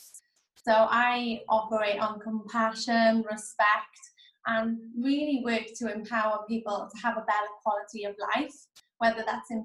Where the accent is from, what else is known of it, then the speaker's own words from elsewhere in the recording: Wales, United Kingdom; moved away as an adult; now in Australia; So I'm from Wales. So I came over in 2013. So I was 23 years old.